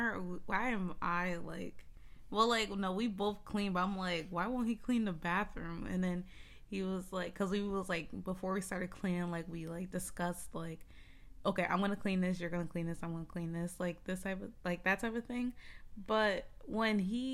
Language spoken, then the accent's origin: English; United States; I'm American